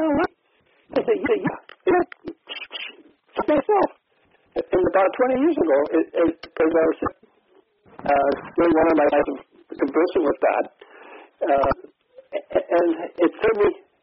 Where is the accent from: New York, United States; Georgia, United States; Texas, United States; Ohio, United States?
Ohio, United States; I'm from Ohio